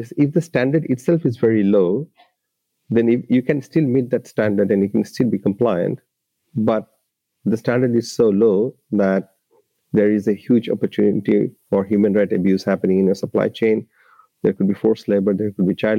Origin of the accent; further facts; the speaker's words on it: Dhaka, Dhaka Division, Bangladesh; moved away as an adult; now in Australia; I grew up in Bangladesh at the Dhaka city